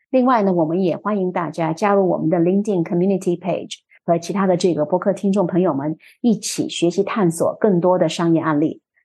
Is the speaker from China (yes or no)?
yes; China; now in Canada; 作为一个中国人